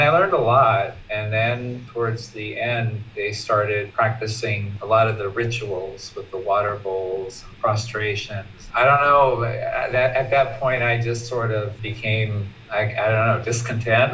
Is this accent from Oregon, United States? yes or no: yes; Portland, Oregon, United States; also born or lived in San Francisco Bay Area, California; now in Chiang Mai, Thailand; I'm originally from the West Coast. My family's in Portland. Was born and raised there, but I identify more with uh, California and the Bay Area.